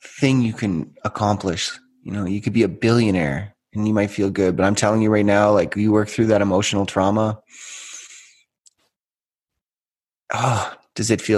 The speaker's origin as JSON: {"language": "English", "country": "Canada", "said": "I am from Canada"}